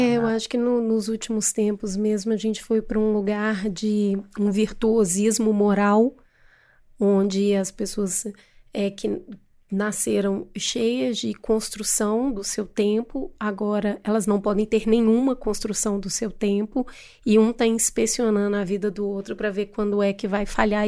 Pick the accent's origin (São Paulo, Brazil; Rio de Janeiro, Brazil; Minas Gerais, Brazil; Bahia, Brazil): Minas Gerais, Brazil; Eu, eu sou mineira e eu tenho muito orgulho de ser de Minas